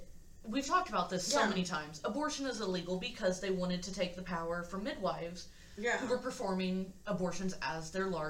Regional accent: United States; as an American citizen

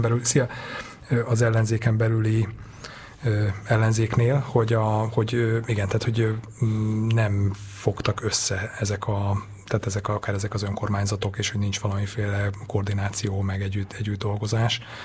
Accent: Sümeg, Veszprém County, Hungary; moved away; a szülővárosomban sümegen járva

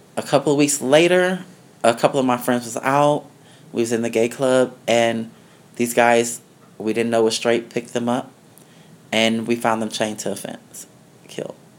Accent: Denver, Colorado, United States; also born or lived in the South; now in New York City, United States; I was born in Denver, Colorado. Mm-hmm. Um, growing up in Denver, Colorado was okay.

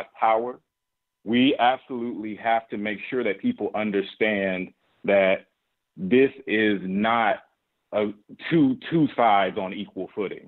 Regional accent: Alabama, United States; I'm from Alabama. I grew up in the midst of that.

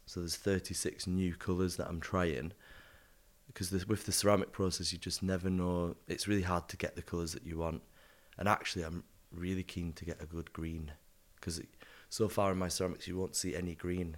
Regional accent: the north of England, United Kingdom; accent: northern; moved away as an adult; now in London, United Kingdom; obviously I'm from up north, hence my accent

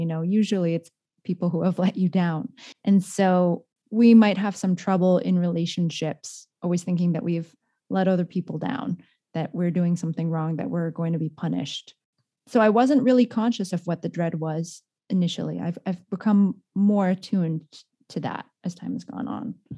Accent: San Jose, California, United States; a young Asian woman growing up in San Jose, California

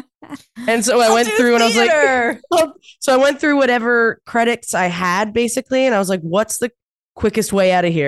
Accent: New Brunswick, Canada; moved away; I'm from New Brunswick.

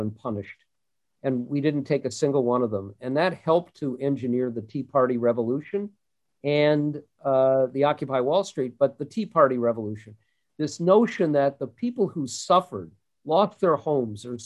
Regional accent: Minnesota, United States; I grew up in the Minnesota of Hubert Humphrey and Walter Mondale

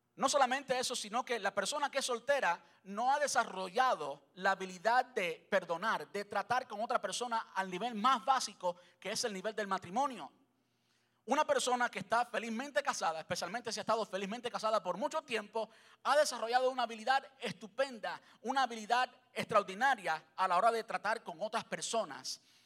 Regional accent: Cuba; soy cubano

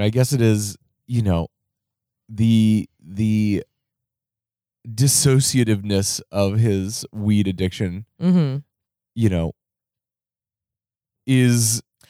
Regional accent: Cincinnati, Ohio, United States; now in San Diego, United States; as many of the things I grew up with in Cincinnati now exist in San Diego

